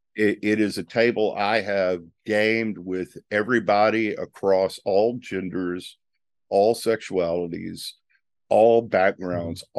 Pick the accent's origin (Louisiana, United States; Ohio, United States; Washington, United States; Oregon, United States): Louisiana, United States; Northeast; I grew up in Northeast Louisiana